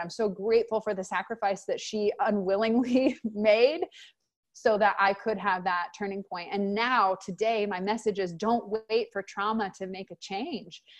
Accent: Texas, United States; I'm from Texas

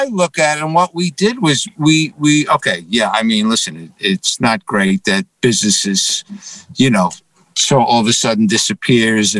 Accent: New York City, New York, United States; now in Scottsdale, United States; Born and raised originally from the Bronx and then Manhattan

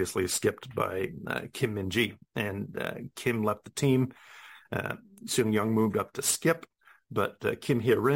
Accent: New Zealand; being a New Zealander myself

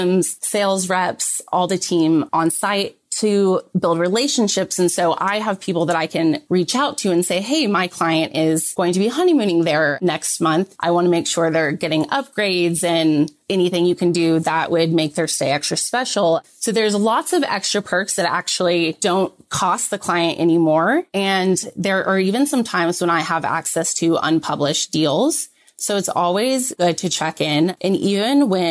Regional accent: Texas, United States; Texas, which is my home state.

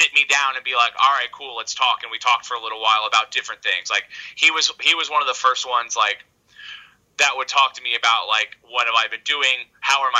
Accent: Tampa, Florida, United States; that's where I was raised. I was raised in Tampa

